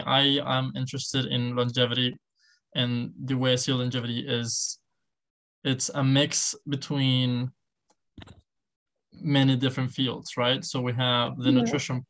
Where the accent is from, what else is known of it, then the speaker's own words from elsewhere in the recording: León, Guanajuato, Mexico; also born or lived in Mexico City; Well, I'm from Mexico. I was born in Mexico City. I moved a lot around Mexico. Although I was born in Mexico City, I feel like I grew up in a city called León, Guanajuato.